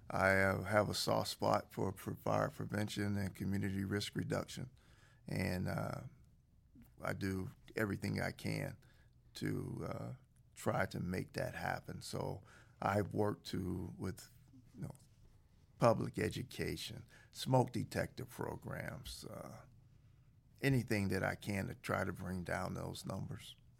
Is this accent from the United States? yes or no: yes; Aliquippa, Pennsylvania, United States; a small town outside Pittsburgh called Aliquippa